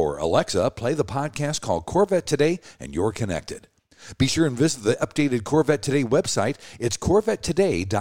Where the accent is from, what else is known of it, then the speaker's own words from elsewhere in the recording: Kansas City, Missouri, United States; Kansas City, my hometown.